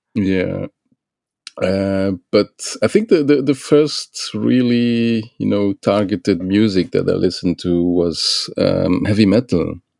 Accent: Luxembourg; now in Belgium; I grew up in in Luxembourg

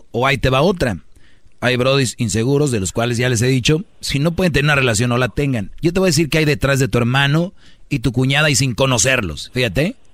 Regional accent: Nayarit, Mexico; Nosotros somos de Nayarit.

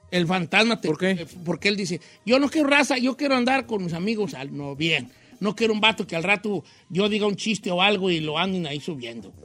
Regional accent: Michoacán, Mexico; vengo de Michoacán.

